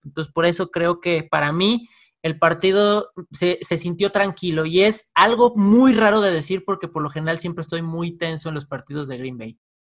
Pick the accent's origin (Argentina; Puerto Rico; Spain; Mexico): Mexico; San Luis Potosí; moved away as an adult; now in Guadalajara, Mexico; Yo soy de San Luis Potosí